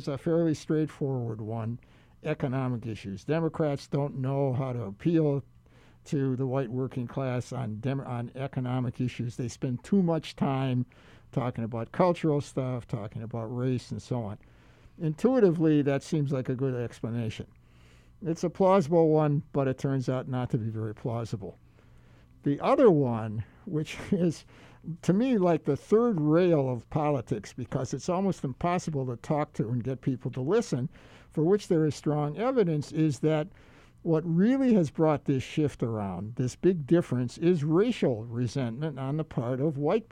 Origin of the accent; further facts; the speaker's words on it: Milwaukee, Wisconsin, United States; now in Hawaii, United States; I grew up in Milwaukee